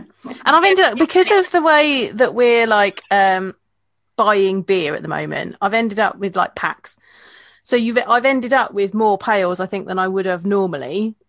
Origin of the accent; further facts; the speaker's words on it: United Kingdom; as a British beer drinker, I don't agree with you.